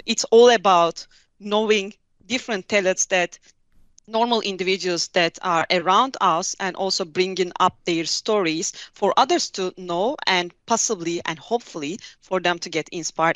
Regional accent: Hatay, Turkey; moved away as an adult; also born or lived in Ankara / South Africa; I'm from a little city called Hatay, south of Turkey

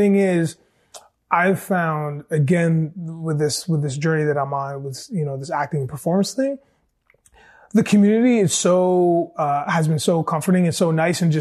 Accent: Cambridge, Ontario, Canada; I grew up in Cambridge, Ontario

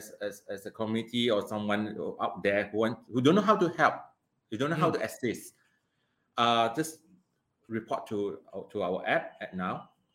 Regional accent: Malaysia; Me, myself, as a Malaysian

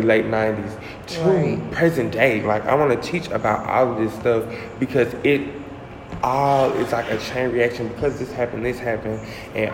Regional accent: the South, United States; growing up in the South

